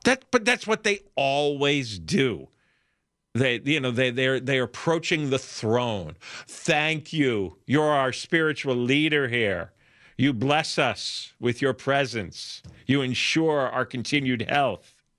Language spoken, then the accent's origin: English; New York area, United States; now in Los Angeles, United States; you and I grew up in New York, right? or in the New York area